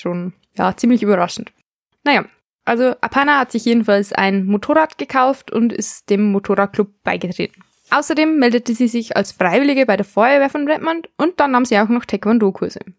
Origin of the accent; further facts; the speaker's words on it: Germany; bei uns in Deutschland